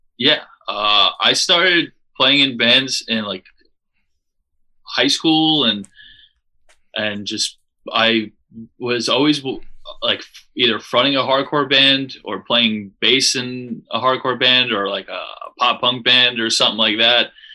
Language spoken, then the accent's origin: English; Long Beach, New York, United States; We're from Long Beach, New York